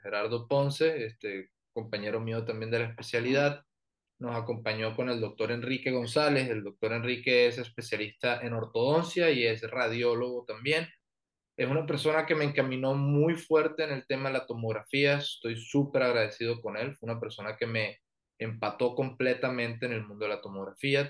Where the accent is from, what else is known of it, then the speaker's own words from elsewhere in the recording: Barranquilla, Atlántico, Colombia; moved away as an adult; now in Mexicali, Mexico; Soy de Colombia, soy del norte, que es de eh, Barranquilla